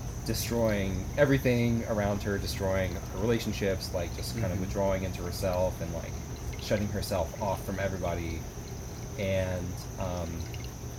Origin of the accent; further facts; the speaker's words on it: Atlanta, Georgia, United States; moved away; my hometown